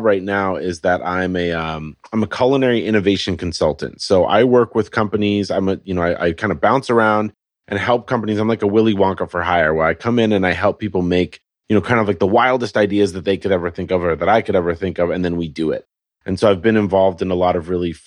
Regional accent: Colorado, United States; moved away as an adult; also born or lived in California; now in Portland, United States; So I grew up in Colorado where our growing season was about 12 minutes long.

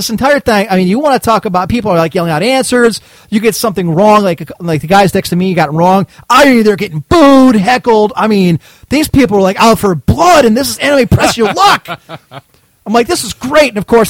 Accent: Cleveland, Ohio, United States; I'm from Cleveland, Ohio!

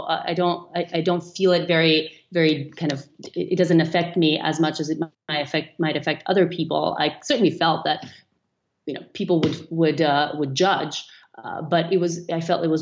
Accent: North Macedonia; moved away; I was growing up in Macedonia, which is a small country in the Eastern European kind of part of the world

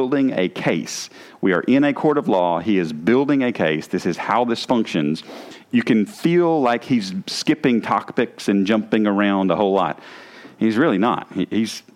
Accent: the South, United States; accent: southern; my southern accent

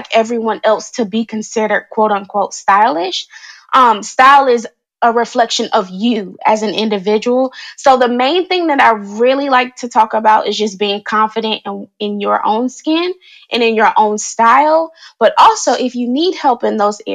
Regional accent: North Carolina, United States; moved away as an adult; also born or lived in Washington, D.C.; I am originally from North Carolina, recently moved back to this area back in 2018. I was living in the DC area for about 10 years, and then I moved back to my hometown

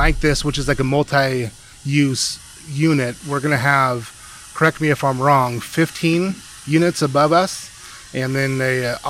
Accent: Spring Valley, California, United States; we do the podcast every week at where I grew up in Spring Valley

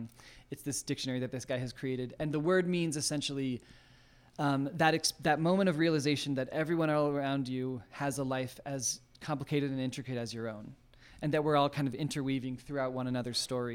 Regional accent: Maryland, United States; also born or lived in Utah; we moved back east when I was born in Utah, but I was back east by the time I was like 4 or 5, and in Maryland, and my mom did a dance studio there, and so I grew up in her studio

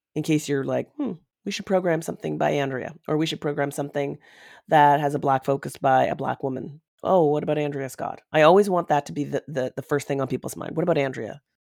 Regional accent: London, Ontario, Canada; London, Ontario, which is my hometown.

